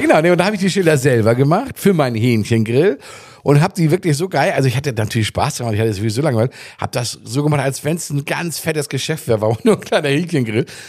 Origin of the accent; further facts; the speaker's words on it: Germany; moved away as an adult; also born or lived in Arenal, Mallorca, Spain; now in Spain; als Deutscher schon mal ganz äh, ganz fremd war. Ich war gerade frisch hier